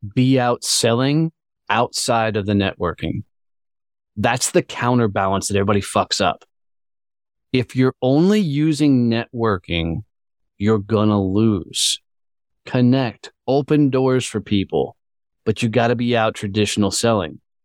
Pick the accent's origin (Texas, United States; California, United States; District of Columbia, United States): Texas, United States; Fort Worth; my hometown of Fort Worth, Texas